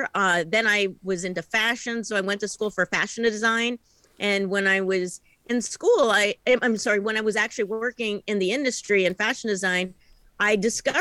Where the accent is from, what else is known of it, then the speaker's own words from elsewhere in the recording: East Coast, United States; now in Portland, United States; I am originally an East Coast person